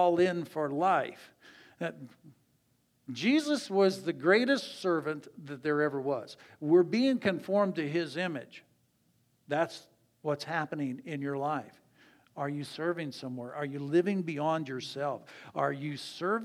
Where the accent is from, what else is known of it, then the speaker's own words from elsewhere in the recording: Ann Arbor, Michigan, United States; I grew up in Ann Arbor